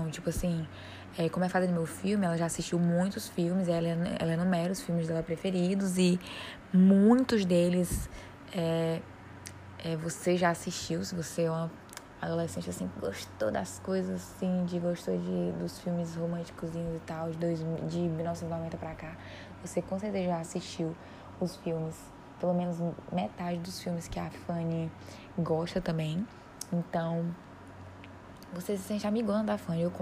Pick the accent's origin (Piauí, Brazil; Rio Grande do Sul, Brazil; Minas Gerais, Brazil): Piauí, Brazil; Eu sou do Piauí, então eles falarem de pão de queijo, eh, eu entendo, mas não é uma coisa assim. Quer falar de panelada?